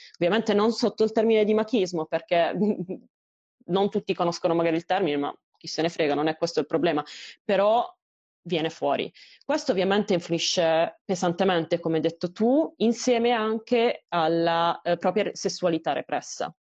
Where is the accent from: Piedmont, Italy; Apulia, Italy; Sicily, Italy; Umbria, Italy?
Apulia, Italy; moved away; la mia realtà nel mio paesino in Puglia